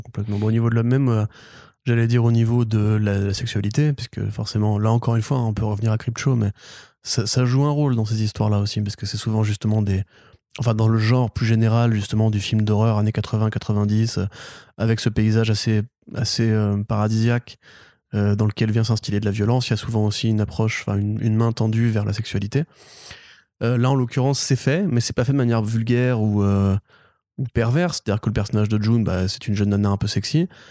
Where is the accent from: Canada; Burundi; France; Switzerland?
France; Breton, Brittany; je suis breton